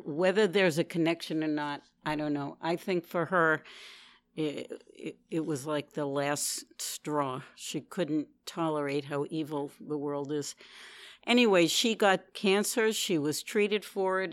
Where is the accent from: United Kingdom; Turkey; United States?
United States; New York City, New York; I'm from New York City, Manhattan. I've been here for most of my life